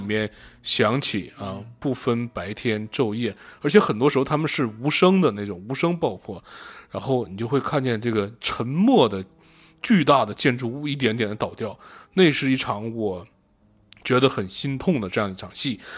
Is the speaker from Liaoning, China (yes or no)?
yes; Shenyang, Liaoning, China; 我从小在沈阳生活，那种高高的烟囱以及他们的倒掉我见了太多了